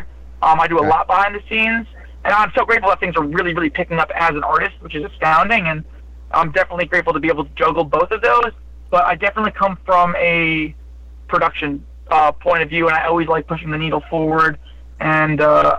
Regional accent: New Jersey, United States; I'm from New Jersey

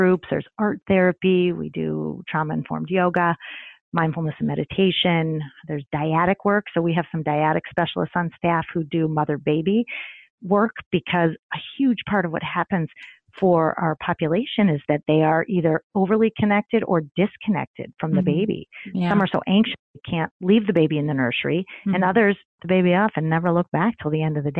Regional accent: Midwest, United States; now in New York City, United States; I grew up in the Midwest

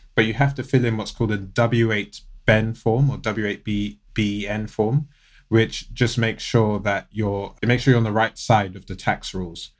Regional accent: United Kingdom; born or raised there; accent: British; also born or lived in United States

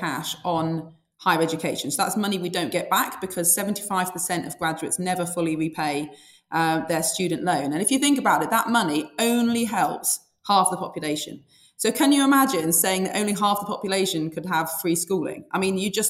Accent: Sheffield, Yorkshire and the Humber, United Kingdom; I've born and bred in Sheffield and lived there all my life

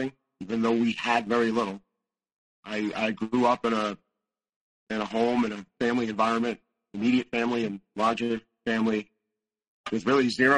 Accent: Northeast, United States; I was raised in the Northeast

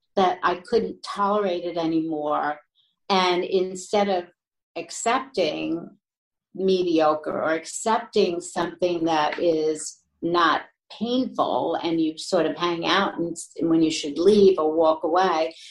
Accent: New York, United States; I was born and raised in New York

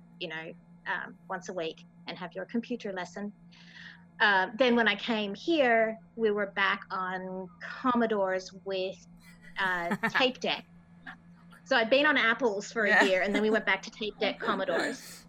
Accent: Victoria, Australia; also born or lived in Minnesota, United States; I am Australian and I am American

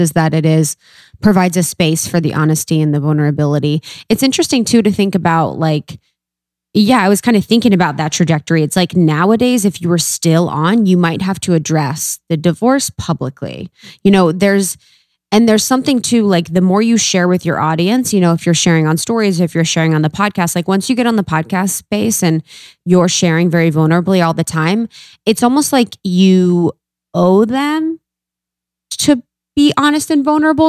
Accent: Ohio, United States; I'm from Ohio.

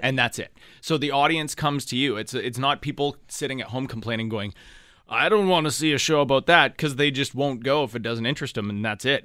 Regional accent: Thunder Bay, Ontario, Canada; moved away as an adult; also born or lived in Ottawa; it was the first city I moved to outside of Thunder Bay

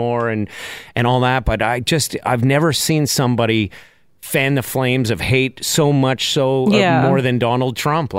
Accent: Canada; I'm Canadian

